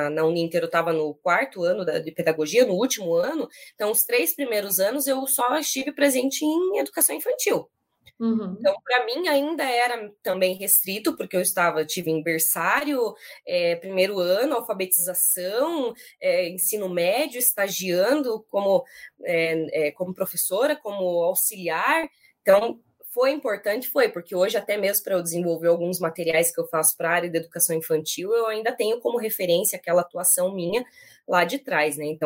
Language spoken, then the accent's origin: Portuguese; São Paulo, Brazil; born there; also born or lived in interior of Paraná; now in Curitiba, Brazil; sou nascida em São Paulo, morei um tempo no interior de São Paulo, esse or da gente puxado é do interior da vida, morei no interior do Paraná também, antes de vir para Curitiba, né?